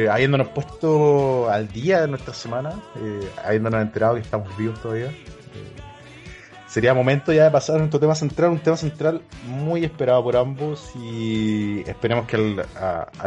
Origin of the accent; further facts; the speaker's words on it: Chile; Aquí, en Chile estamos igualitos.